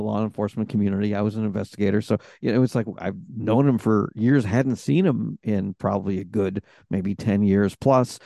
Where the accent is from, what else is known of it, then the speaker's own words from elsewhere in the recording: Rochester, New York, United States; I'm from Rochester, New York, which isn't too far from Toronto